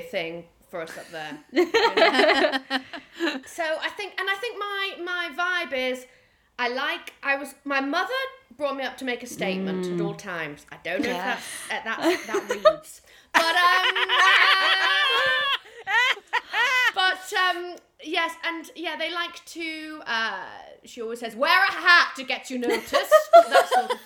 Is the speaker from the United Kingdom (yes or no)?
yes; Newcastle upon Tyne, North East England, United Kingdom; moved away; I was born and raised in Newcastle upon Tyne